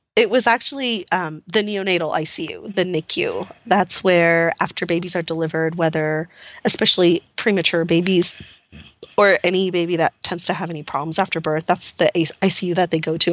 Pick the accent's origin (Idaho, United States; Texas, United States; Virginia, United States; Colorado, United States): Texas, United States; El Paso; I actually grew up in El Paso